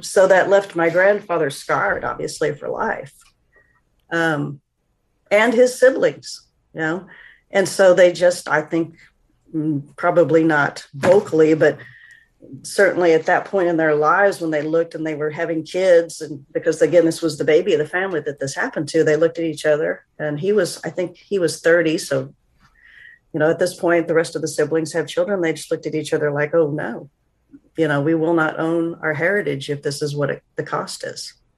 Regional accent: Northeast Oklahoma, United States; small school in, in Oklahoma, Northeast Oklahoma

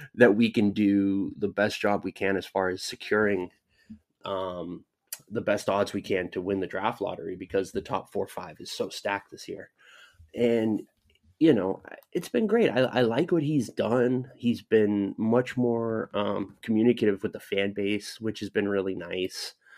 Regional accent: Southern California, United States; I grew up in Southern California

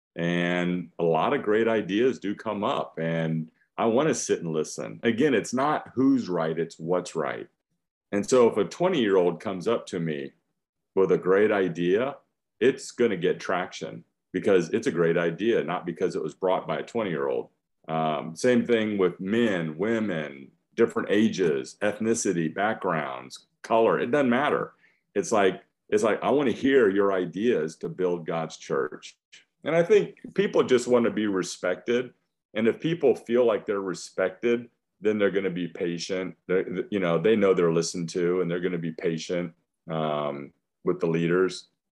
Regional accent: West Union, Iowa, United States; now in Texas, United States; I was born in Iowa.

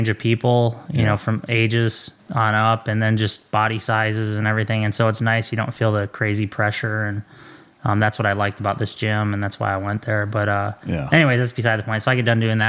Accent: Minnesota, United States; I grew up in Sault Ste. Paul, Minnesota. It's a very small town, big hockey town

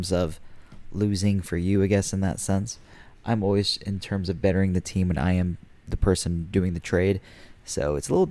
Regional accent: Indiana, United States; I'm from Indiana.

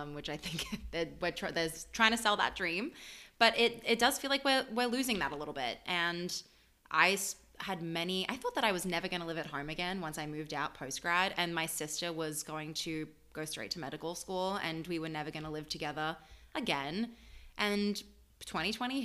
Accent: Melbourne, Victoria, Australia; also born or lived in Paris, France; now in New York, United States; I'm from Melbourne specifically

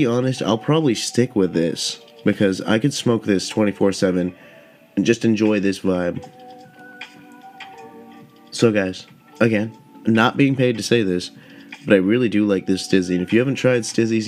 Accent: Southern California, United States; I grew up in Southern California

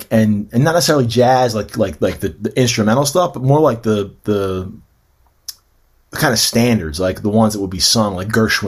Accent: Philadelphia, Pennsylvania, United States; moved away as an adult; also born or lived in Washington, D.C. / Baltimore / Austria; So I grew up kind of like the Northeast Philly area, right on the kind of the borderline between like Huntington Valley and the Northeast, like Red Lion Road and that area. So like, in that area, we like identify, I mean, I guess it's kind of throughout the city, we identify with like the parish that we belong to, you know, like very heavily Catholic city kind of thing.

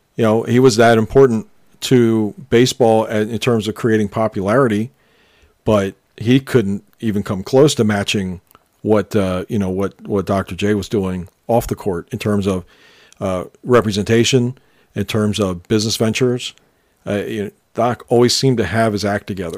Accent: Philadelphia, Pennsylvania, United States; we grew up in around Philadelphia

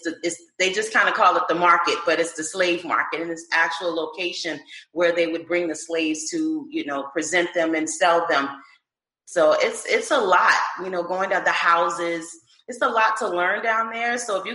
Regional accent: Charleston, South Carolina, United States; moved away as an adult; now in Maryland, United States; South Carolina. I'm a Charleston girl, Southern by heart. Relocated to Maryland, close to you guys.

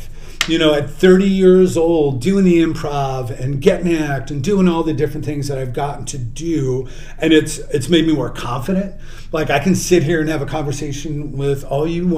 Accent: Chicago, Illinois, United States; I come from the South Side, so hey, I didn't know anybody where I'm from

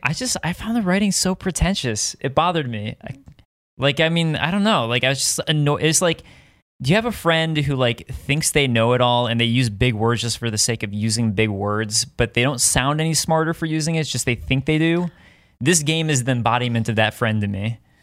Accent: Deerfield, Illinois, United States; moved away; I grew up in Chicago

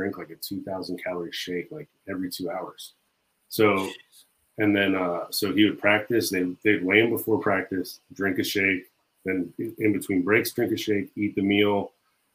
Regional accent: Jacksonville, Florida, United States; I'm from Jacksonville, Florida

